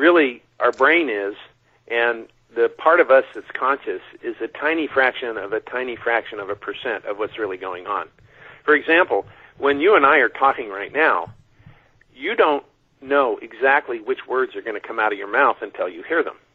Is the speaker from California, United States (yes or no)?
yes; China Lake, California, United States; I grew up out in China Lake, 3 hours north of here in the Mojave Desert